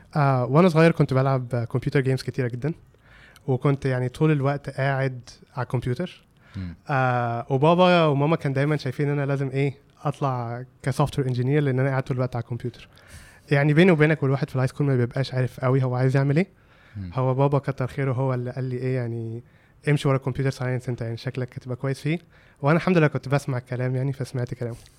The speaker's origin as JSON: {"language": "Arabic", "country": "Egypt", "also_born_or_lived": "California, United States", "moved": "as an adult", "said": "كواحد مصري"}